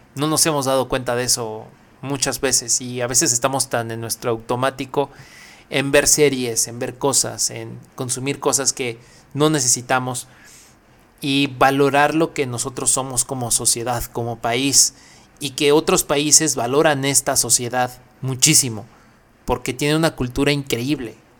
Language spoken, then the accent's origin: Spanish; Mexico; es un orgullo decir que somos mexicanos